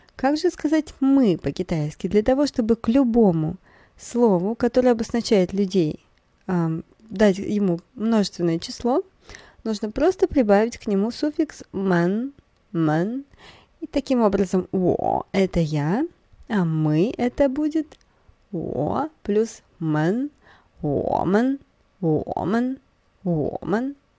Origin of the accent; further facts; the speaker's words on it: Russia; я из России